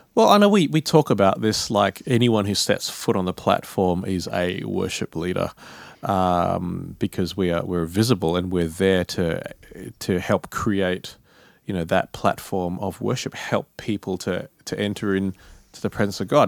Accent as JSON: {"language": "English", "town": "Perth", "region": "Western Australia", "country": "Australia", "moved": "as an adult", "lives_now": "Sydney, Australia", "said": "I come from Perth"}